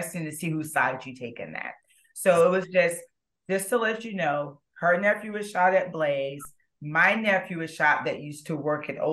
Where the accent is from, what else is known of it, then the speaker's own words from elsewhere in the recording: St. Petersburg, Florida, United States; I'm from St. Petersburg, Florida